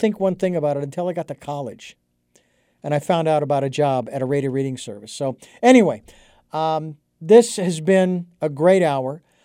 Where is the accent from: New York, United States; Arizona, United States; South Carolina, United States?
Arizona, United States; Phoenix; I was a kid growing up in Arizona